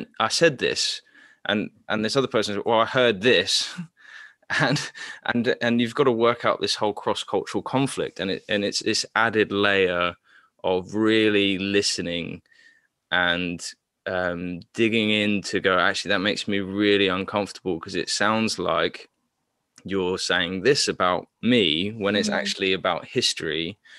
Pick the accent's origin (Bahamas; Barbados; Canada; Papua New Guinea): Papua New Guinea; So I grew up in Papua New Guinea, which is also colonized, which also had an heavy missionary colonization as well.